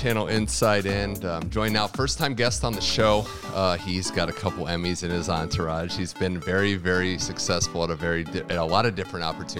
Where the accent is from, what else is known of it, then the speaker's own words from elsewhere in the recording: Cleveland, Ohio, United States; now in Santa Monica, United States; where I grew up in Cleveland